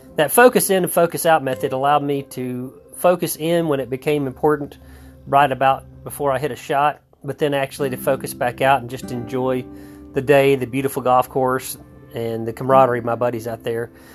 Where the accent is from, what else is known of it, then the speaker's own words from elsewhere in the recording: Texas, United States; I grew up in Texas